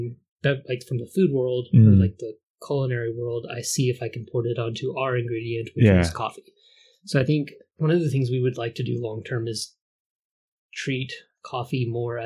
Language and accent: English; Dallas, Texas, United States; I was born in Dallas.